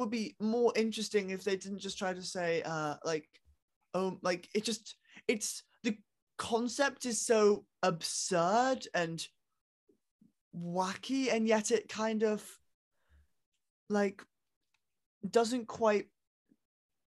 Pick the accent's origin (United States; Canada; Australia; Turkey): United States; I'm American